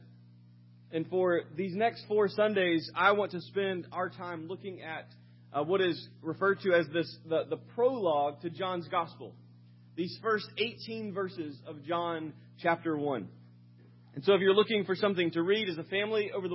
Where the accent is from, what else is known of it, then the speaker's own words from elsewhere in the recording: Sumter, South Carolina, United States; moved away; As a child, I grew up in Sumter, South Carolina for a number of early years.